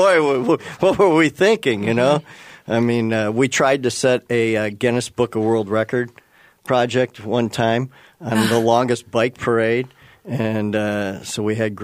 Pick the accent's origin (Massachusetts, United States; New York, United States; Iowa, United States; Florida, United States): Iowa, United States; Muscatine; moved away as an adult; also born or lived in Madison, Wisconsin / Ames, Iowa; now in Minnesota, United States; I was born in Madison, grew up in eastern Iowa, Muscatine to be exact, and then I moved up here in 1985 for my career